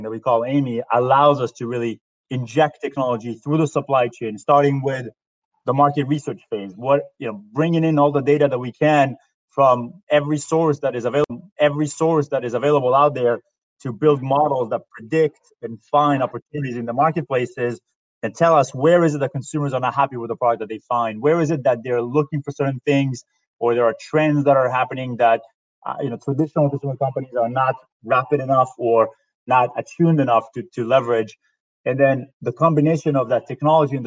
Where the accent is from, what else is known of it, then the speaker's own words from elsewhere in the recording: Israel; moved away as an adult; also born or lived in New York; now in United States; I'm originally from Israel. I moved to the U.S. Approximately 13 years ago.